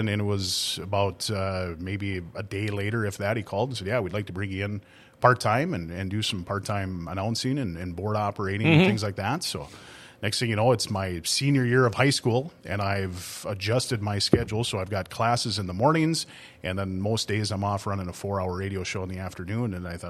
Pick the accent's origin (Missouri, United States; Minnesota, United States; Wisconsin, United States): Minnesota, United States; Thief River Falls; First and foremost, my dad was one of the rink guys in Thief River for 40 years.